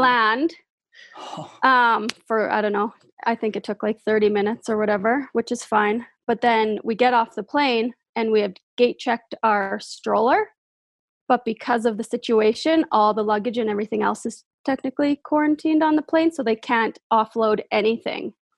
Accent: Moose Jaw, Saskatchewan, Canada; I'm from Moose Jaw

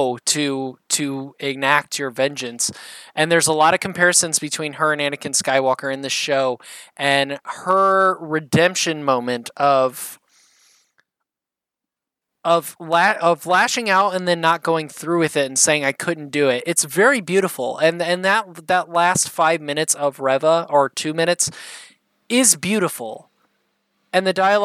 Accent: Indiana, United States; I'm from Indiana.

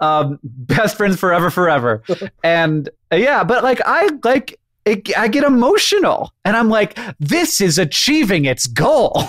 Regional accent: Orlando, Florida, United States; I grew up in Orlando, Florida

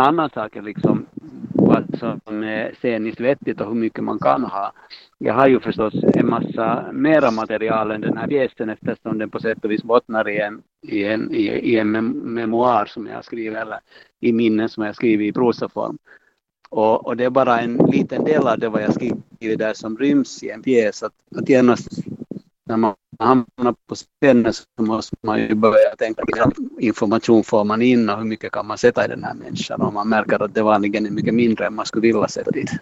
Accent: Helsinki, Uusimaa, Finland; jag har ju dels min barndom i Munksnäs gård är liksom en sak och sen det andra är ju det att jag levde hela min ungdom och alla mina tonår i Munksnäs

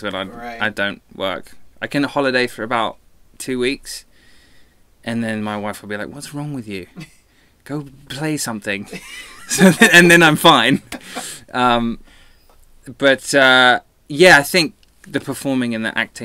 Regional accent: England, United Kingdom; now in Los Angeles, United States; I'm English.

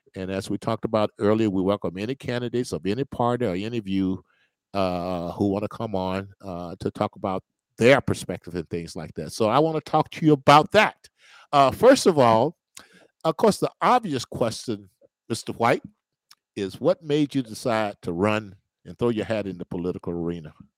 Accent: Mississippi, United States; moved away; I never had a bad racial experience, you know, growing up in Mississippi or going back there in my hometown

